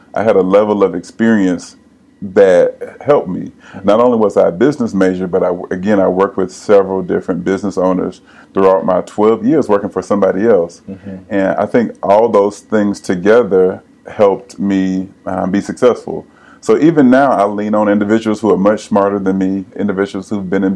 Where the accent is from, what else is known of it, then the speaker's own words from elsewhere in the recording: Pensacola, Florida, United States; now in Nashville, United States; I am originally from Pensacola, born and raised. Been in Nashville now for 20 plus years.